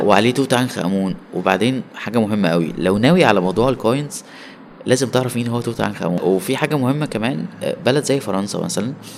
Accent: Egypt; من مصر

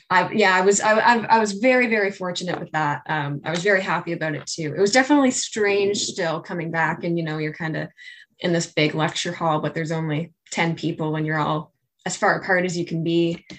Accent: Saint John, New Brunswick, Canada; I'm from St. John

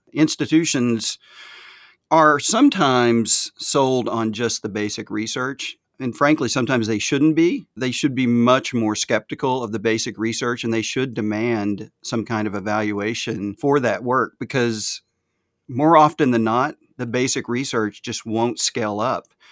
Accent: the South, United States; accent: Southern; my Southern accent

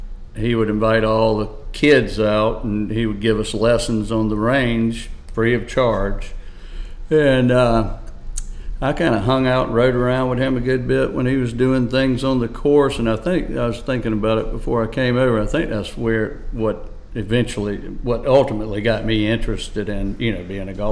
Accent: Andrews, South Carolina, United States; I grew up in the big city of Andrews, South Carolina.

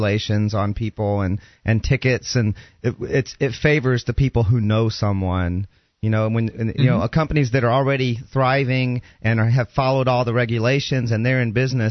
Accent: Georgia, United States; I'm from Georgia. I truly am from the South.

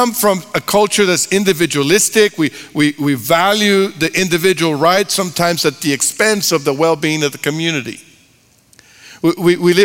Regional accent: Texas, United States; I'm from Texas.

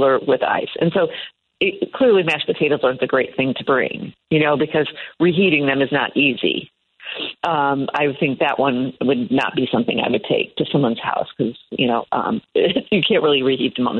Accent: Iowa, United States; moved away; I'm from Iowa originally

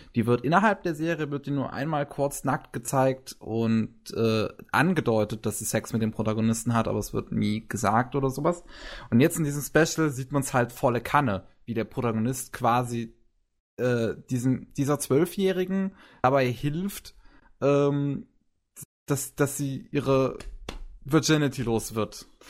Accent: Germany; Bei uns in Deutschland

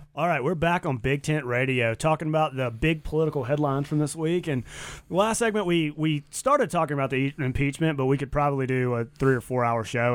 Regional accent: the South, United States; now in Boise, United States; I'm from the South

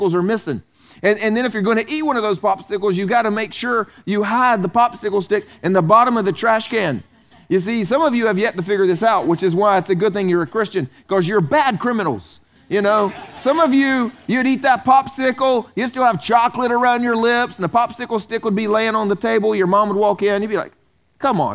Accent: the South, United States; moved away; I grew up in the South

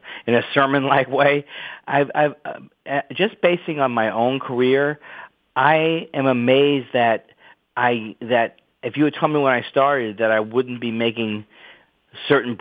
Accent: New York, United States; moved away; I'm from New York. I'm an ex-New Yorker

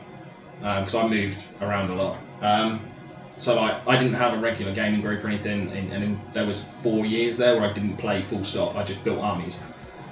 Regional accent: Suffolk, East of England, United Kingdom; I'm from Suffolk

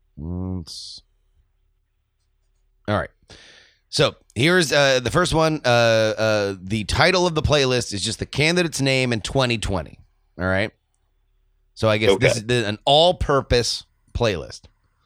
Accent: New York, United States; Well, I'm from New York, so of course we need ….

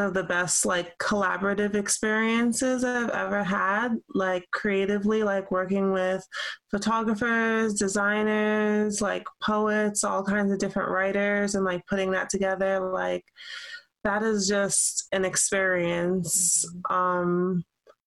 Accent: New York City, New York, United States; I was born in Brooklyn

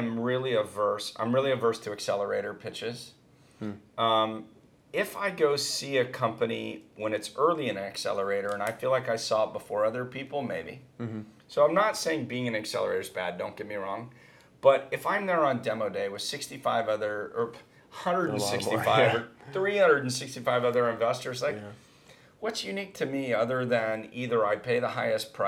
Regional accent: Northern California, United States; moved away as an adult; also born or lived in Silicon Valley; now in Los Angeles, United States; I come from Northern California

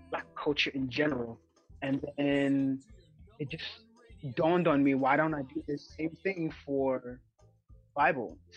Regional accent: Ghana; now in Bronx, United States; Um, I'm 24, uh, in the Bronx, New York. I'm a Ghanaian.

